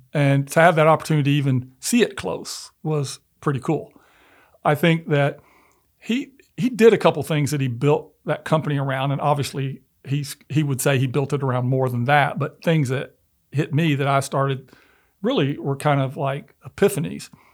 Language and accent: English; Memphis, Tennessee, United States; I'm originally from Memphis and although I wasn't born there, but I grew up in the South